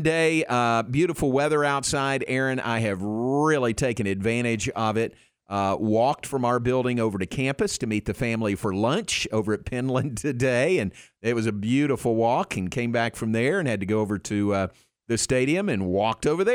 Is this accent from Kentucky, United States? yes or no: yes; Danville, Kentucky, United States; moved away; my hometown of Danville, Kentucky